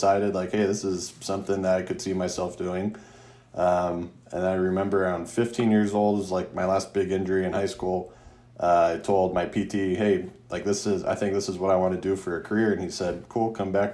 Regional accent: Mesa, Arizona, United States; I grew up in Mesa, went to undergrad at ASU

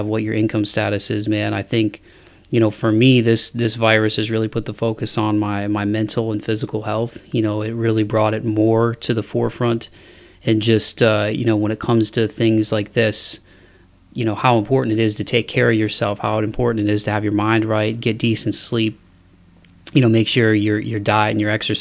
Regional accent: Toledo, Ohio, United States; now in Nashville, United States; my hometown in Toledo, Ohio

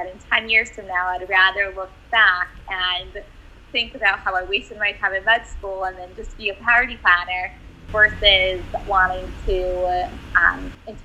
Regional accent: Cleveland, Ohio, United States; moved away; I grew up in Cleveland, Ohio

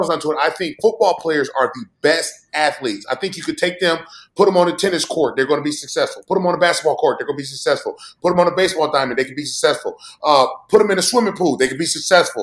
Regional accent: Indiana, United States; I'm from Indiana

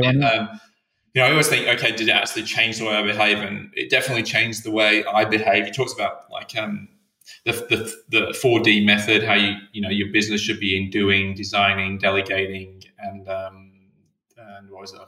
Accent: England, United Kingdom; being English

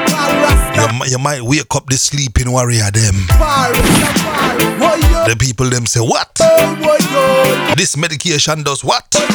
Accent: Trinidad & Tobago; when I was growing up in Trinidad

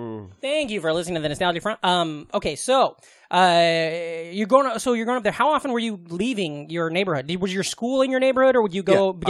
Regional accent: Omaha, Nebraska, United States; Like, I grew up in Omaha, Nebraska.

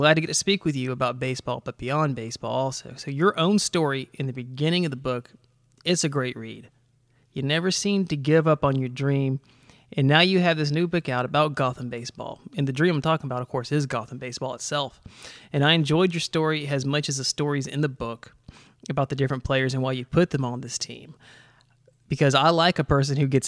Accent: Georgia, United States; now in Charleston, United States; I grew up in Georgia. So the Braves were my team growing up.

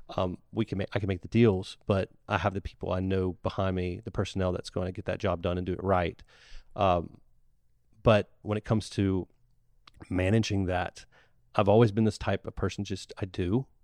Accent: Ocean Springs, Mississippi, United States; I was born in the Ocean Springs Hospital

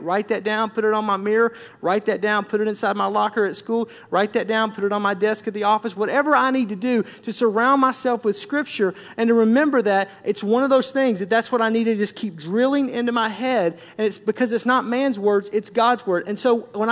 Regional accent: Tornado Alley, United States; I grew up in Tornado Alley

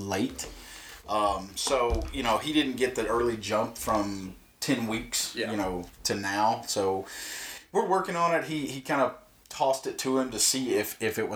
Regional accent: Belton, South Carolina, United States; also born or lived in Clemson / Anderson; I grew up in a small town, Belton, which is probably 45 minutes away from here. Lived there pretty much my whole, you know, up through my teens

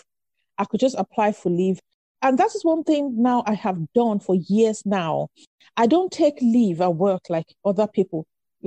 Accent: Nigeria; moved away as an adult; I grew up in Nigeria

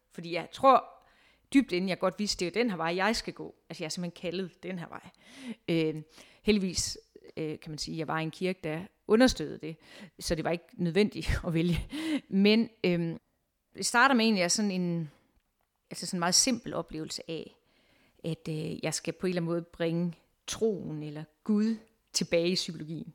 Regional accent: Viborg, Central Denmark Region, Denmark; moved away as an adult; also born or lived in Amager, Copenhagen; now in Copenhagen, Denmark; Jeg kommer fra Viborg, hvor jeg egentlig har været øh, butiksuddannet

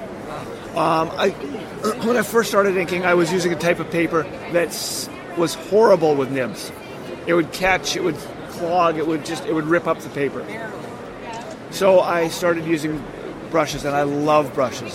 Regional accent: Canada; now in United States; I am a Canadian citizen living in the U.S.

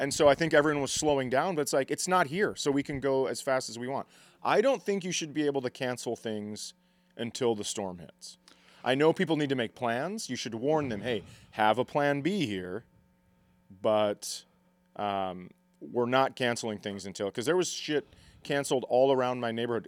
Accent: Fergus Falls, Minnesota, United States; I grew up in Fergus

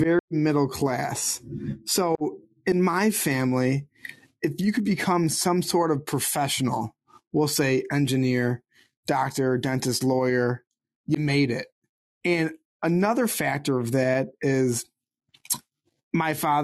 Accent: Sterling Heights, Michigan, United States; I grew up 30 minutes north of Detroit in a city called Sterling Heights

